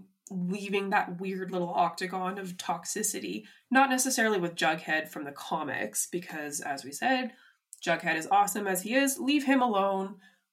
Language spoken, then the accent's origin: English; Canada; As a Canadian